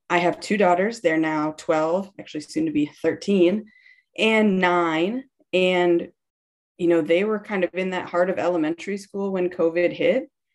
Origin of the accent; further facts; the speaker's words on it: Wisconsin, United States; I grew up in Wisconsin